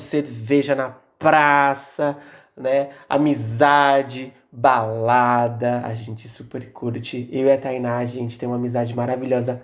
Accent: São Paulo, Brazil; a gente cresceu, tipo, muito longe do centro

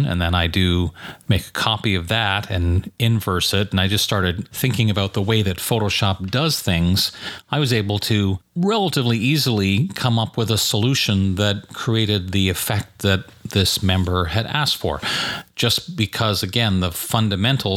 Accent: Montreal, Quebec, Canada; Growing up in Montreal and going to school in Quebec, where French was a requirement

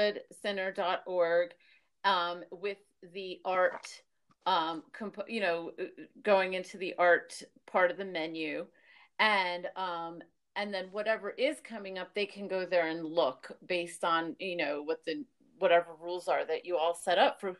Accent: New York, United States; also born or lived in Miami; because I'm from New York and Miami and stuff

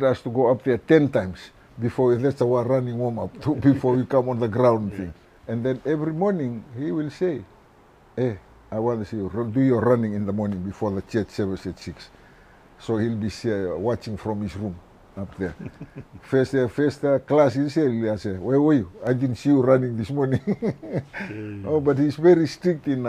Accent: Fiji; also born or lived in Taveuni / Ovalau; we're from Geleni

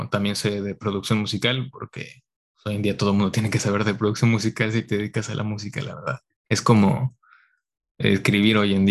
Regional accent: Mexico; moved away as an adult; now in San Francisco, United States; soy mexicano, pero me vine a estudiar acá al extranjero por cinco años.

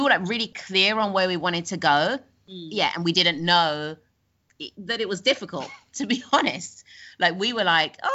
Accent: London, United Kingdom; moved away as an adult; now in Bali, Indonesia; we're from London

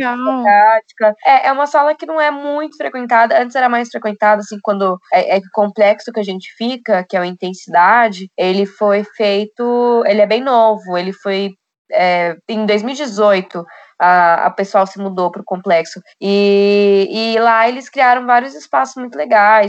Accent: Foz do Iguaçu, Paraná, Brazil; moved away as an adult; now in São Paulo, Brazil; E eu também fui criada em Foz do Iguaçu

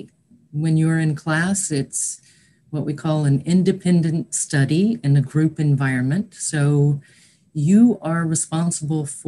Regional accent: East Tennessee, United States; moved away; also born or lived in New York / Pennsylvania; I'm from East Tennessee originally

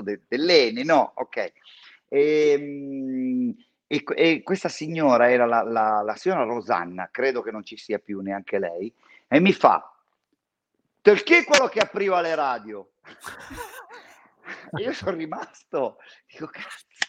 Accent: San Donato Milanese, Lombardy, Italy; io sono cresciuto a San Donato Milanese

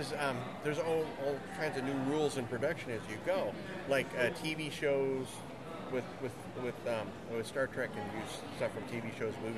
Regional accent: Phoenix, Arizona, United States; I grew up here in Phoenix

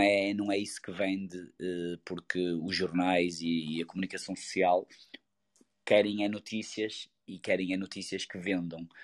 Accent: Portugal; Vivemos neste país e somos portugueses

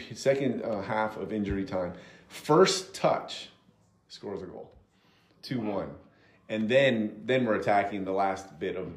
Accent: Madrid, Community of Madrid, Spain; also born or lived in Manhattan, New York; now in United States; growing up in Spain, growing up in Madrid, I was an Atletico Madrid fan.

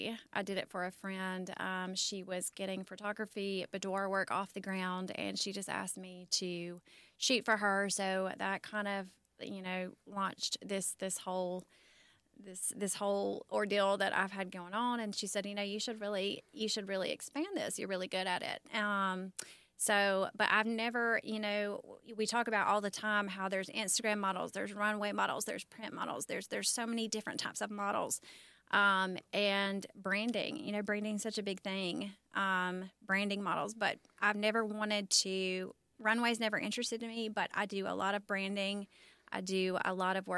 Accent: Birmingham, Alabama, United States; I'm from Birmingham

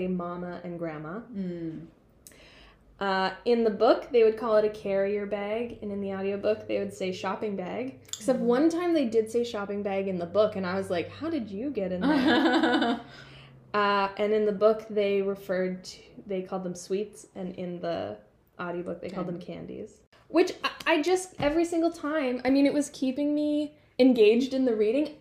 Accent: Canada; moved away; I was from Canada

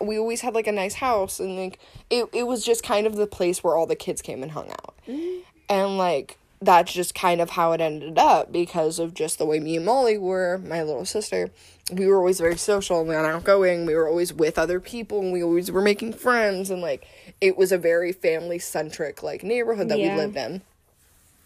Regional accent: Columbus, United States; moved away; I grew up in Columbus

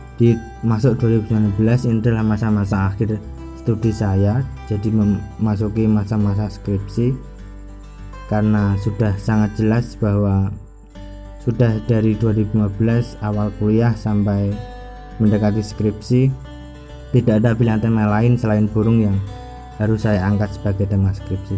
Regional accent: Pati, Central Java, Indonesia; kampung halaman saya, yaitu wilayah Kabupaten Pati

